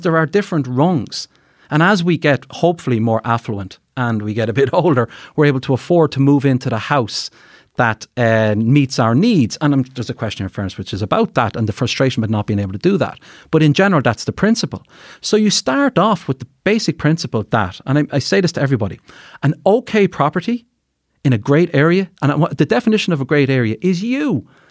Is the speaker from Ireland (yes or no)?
yes; Carlow, Leinster, Ireland; now in Dublin, Ireland; I'm from the country, I'm from Carlow